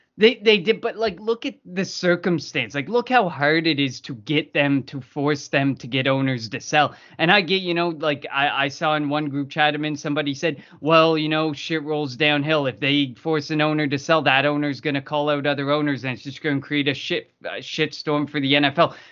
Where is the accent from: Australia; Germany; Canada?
Canada; me as a Canadian